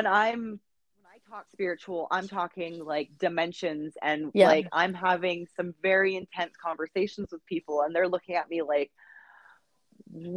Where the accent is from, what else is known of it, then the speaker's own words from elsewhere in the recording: Canada; being Canadian